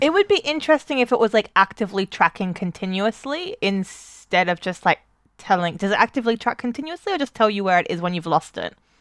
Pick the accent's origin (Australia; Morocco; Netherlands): Australia; moved away; growing up in Australia